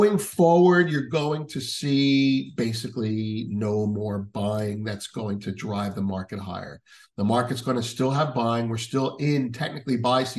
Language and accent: English; United States; speaking as an American